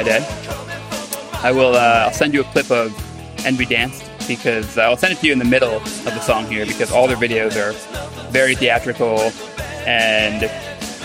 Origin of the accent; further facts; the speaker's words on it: Philadelphia, Pennsylvania, United States; my hometown of Philadelphia